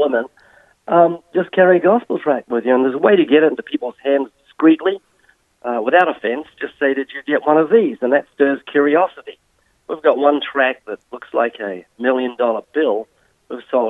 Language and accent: English; New Zealand; Yes, I was born twice in New Zealand. I was brought up in a non-Christian home.